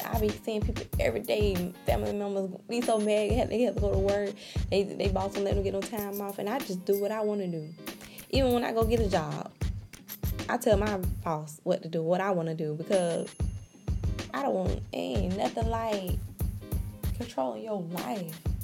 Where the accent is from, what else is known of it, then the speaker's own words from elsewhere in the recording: Jacksonville, Florida, United States; I'm from Jacksonville, Florida.